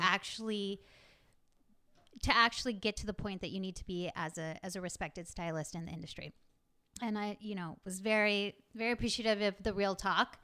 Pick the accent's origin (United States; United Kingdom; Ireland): United States; Texas; growing up in Texas